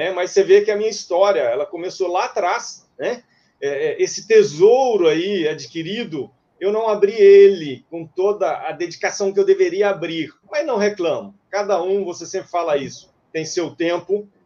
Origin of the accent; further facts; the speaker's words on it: Minas Gerais, Brazil; moved away as an adult; now in Cuiabá, Brazil; Sou mineiro é, e mudei para Cuiabá em 2002 para início de uma nova atividade comercial. E aqui já são 18 anos, um terço da minha vida realmente já está aqui.